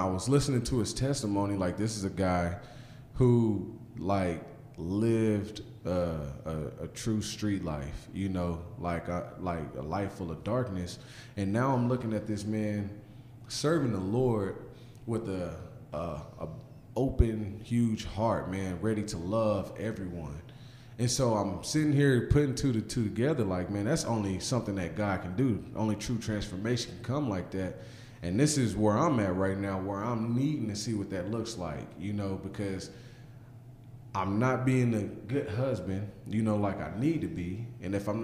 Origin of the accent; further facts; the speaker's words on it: Guthrie, Oklahoma, United States; moved away as an adult; also born or lived in Chicago, Illinois / Las Vegas, Nevada / Bakersfield, California; now in Guthrie, United States; I'm from Guthrie, Oklahoma. Been around a little bit. When I was in second grade, we ended up moving to Chicago. We lived out there for like 2 or 3 years, and then moved back home